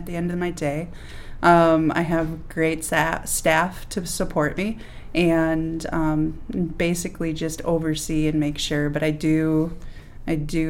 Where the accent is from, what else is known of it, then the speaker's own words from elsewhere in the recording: Benson, Minnesota, United States; I'm from Benson, Minnesota